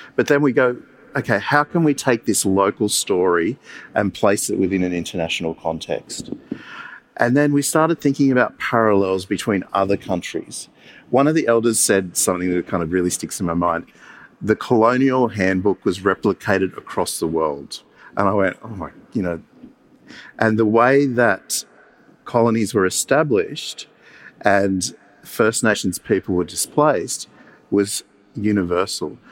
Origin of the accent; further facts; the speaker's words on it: Campbelltown, New South Wales, Australia; I grew up in Campbelltown